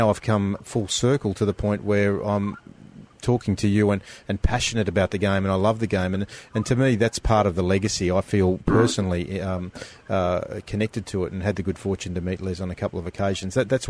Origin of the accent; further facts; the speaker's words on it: Sydney, New South Wales, Australia; But I grew up in a rugby league home, and I went to school at a western suburbs of Sydney school, Fairfield Patrician Brothers, where rugby league was the game.